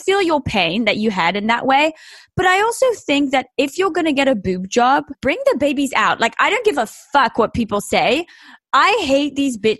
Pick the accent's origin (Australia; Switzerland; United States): Switzerland; moved away; also born or lived in England; I'm actually a fucking loser from a Swiss village. I'm also English